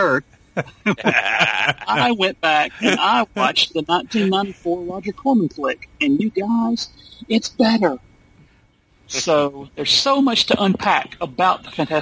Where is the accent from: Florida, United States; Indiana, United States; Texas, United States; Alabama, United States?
Alabama, United States; here in my home state of Alabama